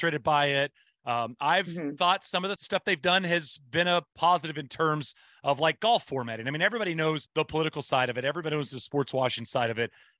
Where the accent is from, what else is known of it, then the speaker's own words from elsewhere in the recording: Texas, United States; accent: Texas; my Texas accent